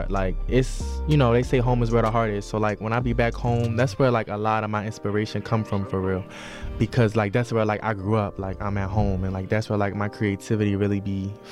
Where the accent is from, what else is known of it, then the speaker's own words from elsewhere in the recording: Baltimore, Maryland, United States; moved away; growing up in Baltimore, for real. I mean, it was good. It was a good experience for me. Like that's where like all my family is from.